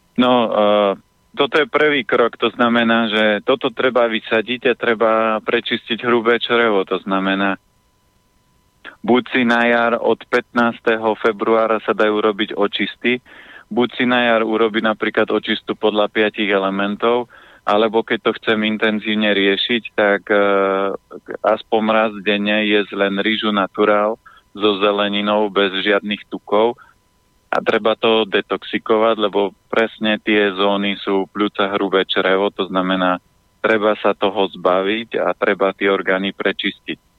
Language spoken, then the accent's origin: Slovak; Orava, Žilina Region, Slovakia; ja pochádzam z Oravy, z piatich detí